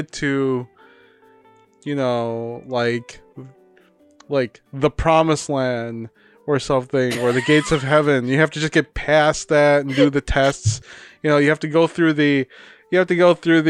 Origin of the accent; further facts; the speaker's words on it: Davao City, Davao Region, Philippines; moved away; we have the durian capital of the world, which I came from. Davao City